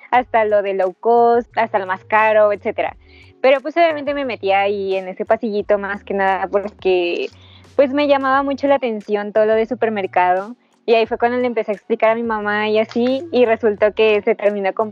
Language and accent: Spanish; Nezahualcóyotl, State of Mexico, Mexico; tú eres de Catepec, yo, yo era de Nesa.